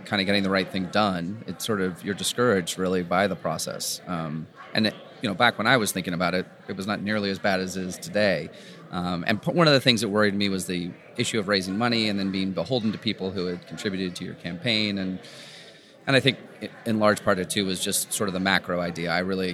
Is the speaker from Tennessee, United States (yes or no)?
no; San Rafael, California, United States; also born or lived in San Diego; I grew up here in Northern California, just on the other side of the Golden Gate Bridge